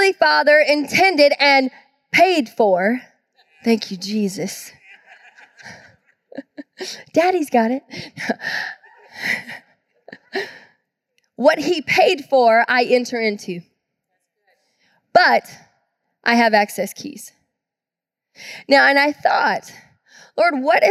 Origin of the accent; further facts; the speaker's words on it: Georgia, United States; now in Tacoma, United States; I grew up in the South in Georgia